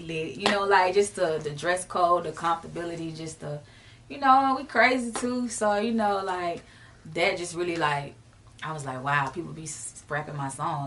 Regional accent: Jacksonville, Florida, United States; I'm from the rawest city in Florida for real. Mm-hmm. Uh, Jacksonville, Florida, Duval County

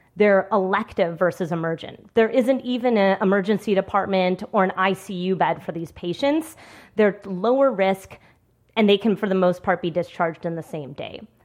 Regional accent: Washington, District of Columbia, United States; my hometown of D C

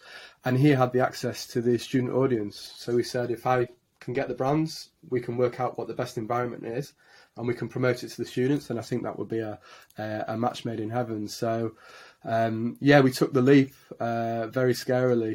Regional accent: Leeds, Yorkshire and the Humber, United Kingdom; moved away as an adult; now in London, United Kingdom; As you can probably hear from my accent, I'm a born and bred Yorkshireman, born in Leeds, and came down to London to move in with my now wife.

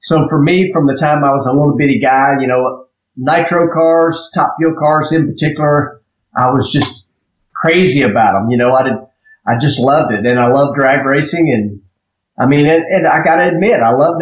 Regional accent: Drummonds, Tennessee, United States; I grew up in Drummond's, Tennessee. I still live in Drummond's, Tennessee

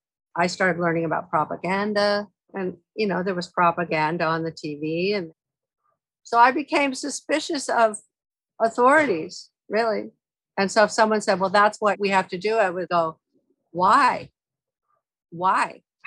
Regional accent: Aurora, Colorado, United States; So I grew up in Aurora, in a little house on Worcester Street.

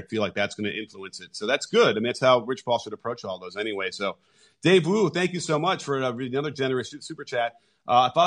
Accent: Chicago, Illinois, United States; I grew up in Chicago.

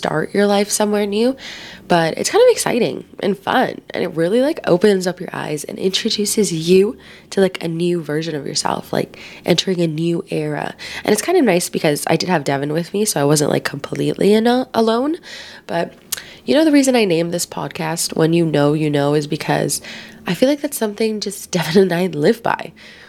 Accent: Philippines; day, especially being Filipino, because I feel like family is like such a huge thing

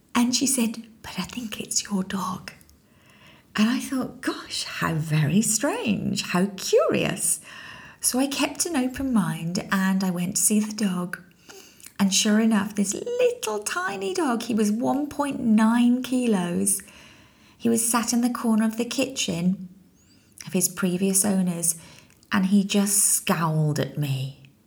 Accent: United Kingdom; also born or lived in London; as a British citizen

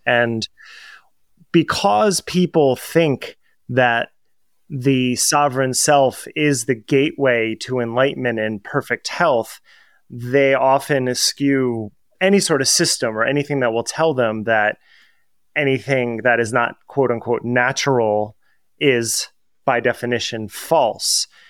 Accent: New Jersey, United States; I'm from New Jersey, so if you've ever watched The Sopranos, how all words become one word when people speak in sentences

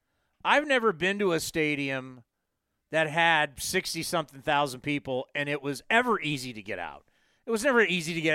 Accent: San Diego, California, United States; growing up in San Diego

